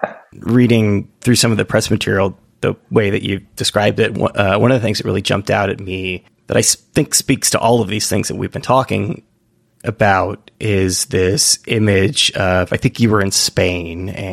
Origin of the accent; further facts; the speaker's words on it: California, United States; now in New York, United States; I'm from California and I'm in New York